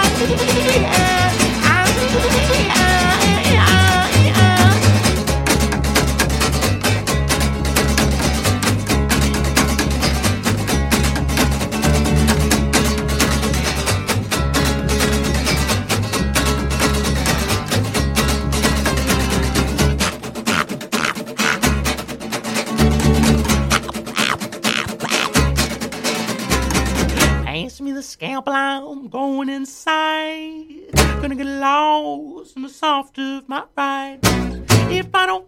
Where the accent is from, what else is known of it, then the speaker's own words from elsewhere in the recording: Puerto Rico; moved away as an adult; now in United States; I'm from Puerto Rico